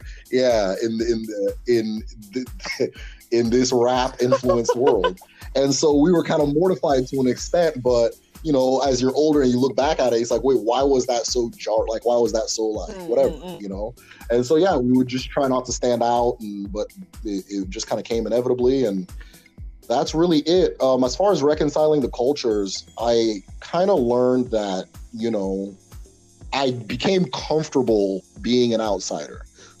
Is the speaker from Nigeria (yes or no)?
yes; Awomama, Imo, Nigeria; If I'm amongst a bunch of Africans, I know I'm the Nigerian. If I'm amongst a bunch of Nigerians, I know I'm the Igbo person. And then among Igbo people, I'm the person from Imo State